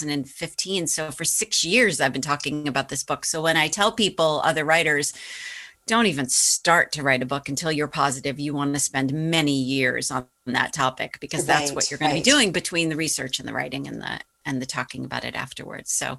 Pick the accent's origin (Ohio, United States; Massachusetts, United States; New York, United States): Massachusetts, United States; Boston; my hometown paper